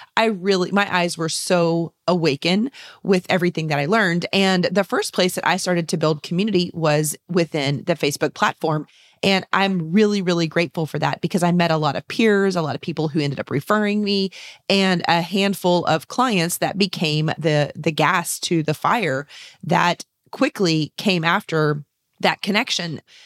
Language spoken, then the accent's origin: English; San Antonio, Texas, United States; here in San Antonio, Texas, my hometown and state